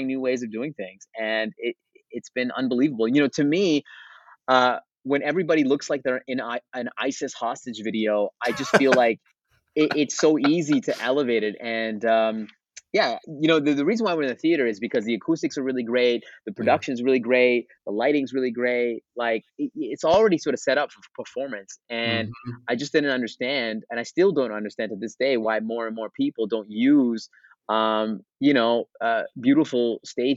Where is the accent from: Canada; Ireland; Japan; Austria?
Canada; I'm from Canada